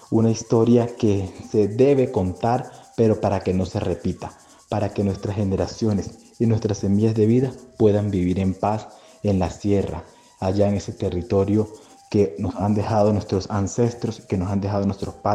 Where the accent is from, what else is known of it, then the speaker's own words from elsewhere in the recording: Chemesquemena, Cesar, Colombia; resistencia al pueblo indígena Cancuamo, al pueblo al cual yo pertenezco. Eh … Cancuamo, de la comunidad de Chemesquemena.